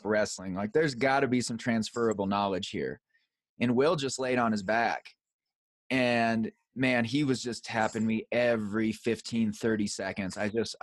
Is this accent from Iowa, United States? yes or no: yes; Iowa, United States; I grew up in Iowa